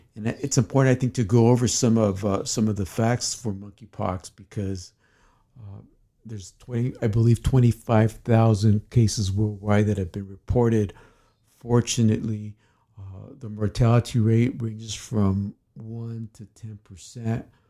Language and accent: English; United States; I'm an American double board certified psychiatrist.